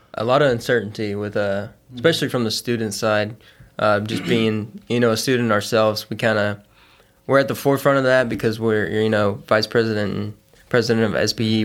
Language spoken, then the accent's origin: English; Beaumont, Texas, United States; Southeast Texas from, I'm from a, a, around the Beaumont area.